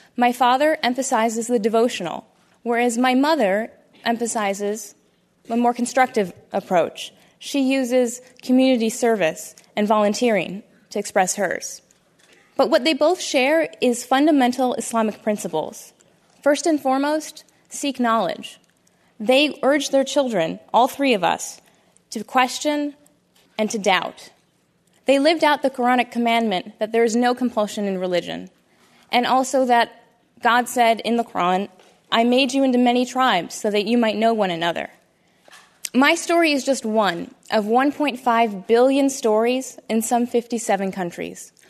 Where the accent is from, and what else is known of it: Toledo, Ohio, United States; born or raised there